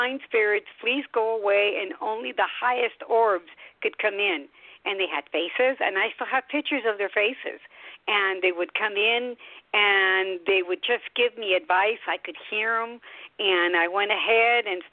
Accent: Sacramento levee, California, United States; first language Spanish; English is a second language; I was born on a ranch. My parents were born in Mexico. I was first-generation Mexican-American. So I spoke no English, and then we had no neighbors. So my playground was a levee, Sacramento levee

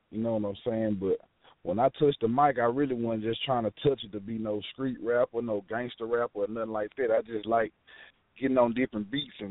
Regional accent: Dallas, Texas, United States; right now I'm calling from Louisiana because I'm out here on the road working, but I'm from Dallas, Texas, though. Triple D.

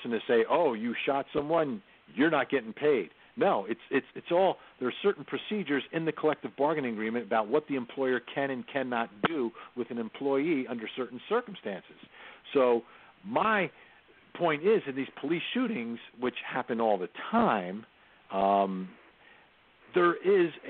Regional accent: New Jersey, United States; now in Atlanta, United States; I grew up in New Jersey, the home of the Giants and Jets

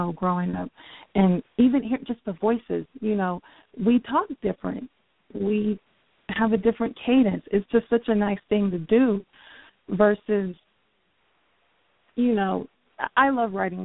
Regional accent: New Mexico, United States; I grew up in New Mexico

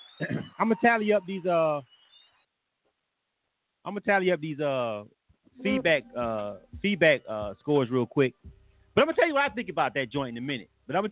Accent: Florida, United States; I'm from Florida

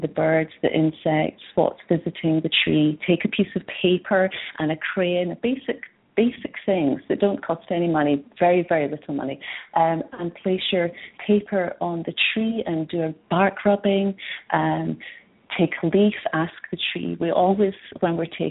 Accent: Scotland, United Kingdom; moved away as an adult; also born or lived in Edinburgh; now in British Columbia, Canada; I'm from Scotland originally. I've been in BC for 10 years now

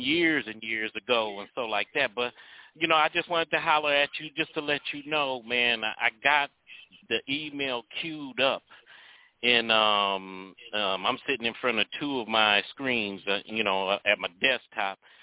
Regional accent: Cleveland, Ohio, United States; I'm from Cleveland, Ohio

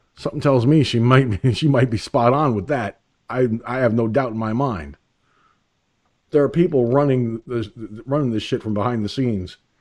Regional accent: Peekskill, New York, United States; moved away; My hometown, okay, Peekskill, New York, my hometown

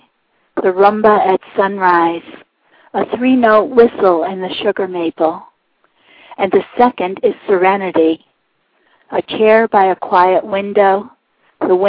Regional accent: Walpole, New Hampshire, United States; I'm from Walpole, New Hampshire, and I'm the New Hampshire Poet Laureate.

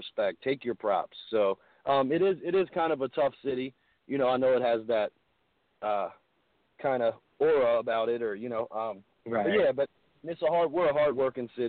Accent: Baltimore, Maryland, United States; Being that this is my hometown, I get big love. Like, I go over East Baltimore, West Baltimore

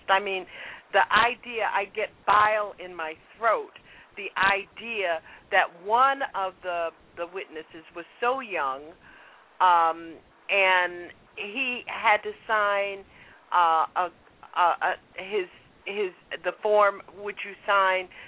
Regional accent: the South, United States; I grew up in the South

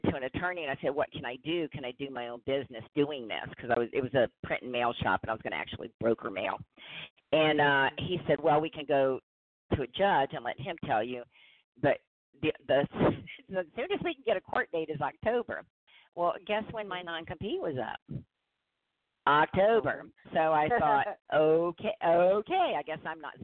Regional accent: New Orleans, Louisiana, United States; moved away as an adult; also born or lived in Indiana; I'm originally from New Orleans, and I had lived there my whole life. I was in my late 50s, and I moved to Indiana

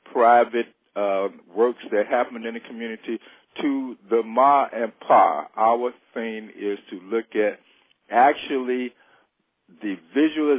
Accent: Chicago, Illinois, United States; also born or lived in Los Angeles; raised in many different parts of Chicago, mainly known for growing up in Robert Taylor Homes on 53rd and State Street

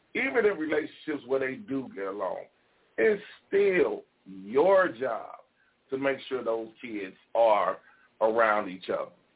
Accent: Gary, Indiana, United States; I'm from Gary, Indiana

